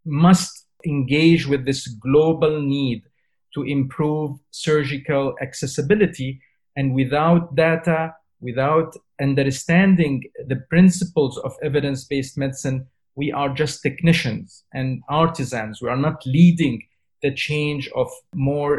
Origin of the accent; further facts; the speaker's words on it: Syria; moved away as an adult; now in United Kingdom; I come from Syria. So when I was a doctor trainee in Syria, when I left Syria and I came to the UK